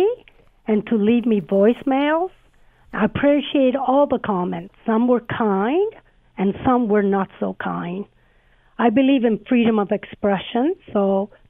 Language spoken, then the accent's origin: English; Sicily, Italy; moved away; I was born in Sicily, and I don't come from a privileged background. My parents immigrated